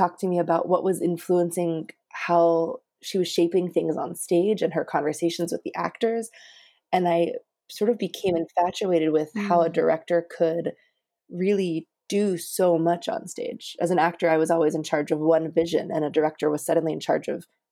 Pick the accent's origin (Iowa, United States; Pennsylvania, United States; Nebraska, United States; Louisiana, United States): Pennsylvania, United States; Johnstown; I grew up in Johnstown, Pennsylvania.